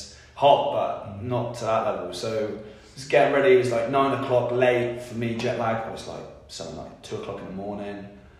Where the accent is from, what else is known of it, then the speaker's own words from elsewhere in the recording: a small town just south of Bristol, South West England, United Kingdom; moved away as an adult; now in Johnson City, United States; I'm from a small town just south of Bristol in the west of England. Probably the best country in the world. I've been here for 6 months now.